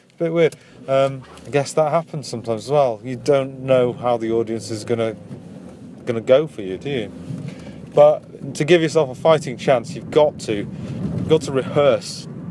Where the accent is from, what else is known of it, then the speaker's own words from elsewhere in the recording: Wakefield, Yorkshire and the Humber, United Kingdom; I'm from Yorkshire. yeah. I am. I'm from, from a little place called Wakefield.